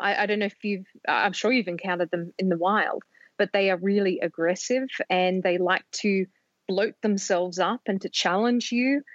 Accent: Sydney, New South Wales, Australia; moved away; I grew up in Sydney

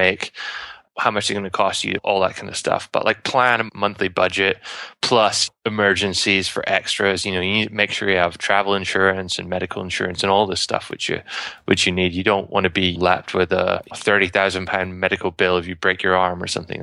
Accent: United Kingdom; moved away; I'm British

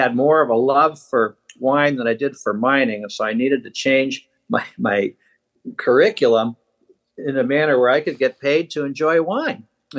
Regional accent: Boston, Massachusetts, United States; also born or lived in Michigan, United States / Pittsburgh, United States; I was born in Michigan and raised in Boston, Massachusetts, and then Pittsburgh, Pennsylvania.

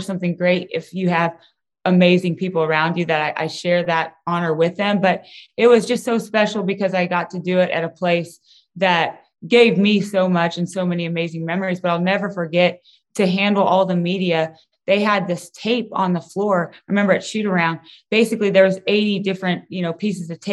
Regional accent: Kansas, United States; I'm from Kansas

